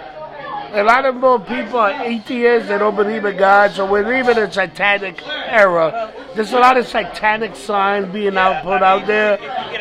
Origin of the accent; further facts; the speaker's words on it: United States; I'm American